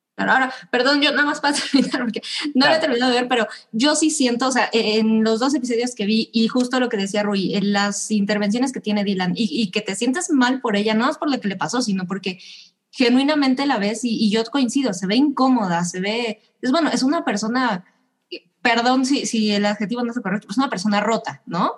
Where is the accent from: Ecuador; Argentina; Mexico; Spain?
Mexico